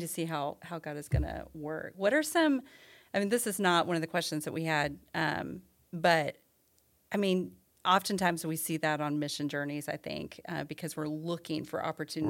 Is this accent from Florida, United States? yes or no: no; Illinois, United States; I'm from Illinois